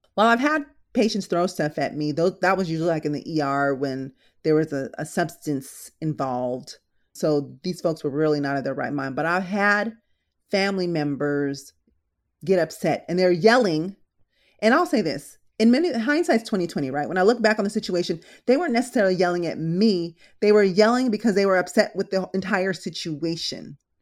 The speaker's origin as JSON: {"language": "English", "country": "Philippines", "tie": "born or raised there", "also_born_or_lived": "San Diego", "moved": "yes", "lives_now": "Los Angeles, United States", "said": "I was actually born in the Philippines, then we moved to San Diego, and now I'm here"}